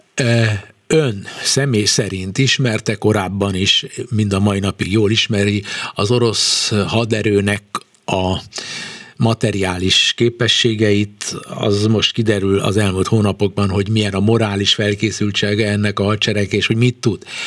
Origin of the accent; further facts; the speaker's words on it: Hungary; mi ketten egy nyelven beszélünk, magyarok vagyunk